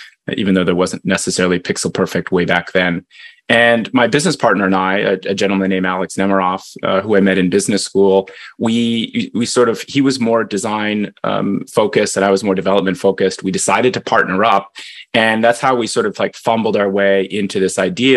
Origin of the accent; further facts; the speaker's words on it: Canada; now in United States; I'm Canadian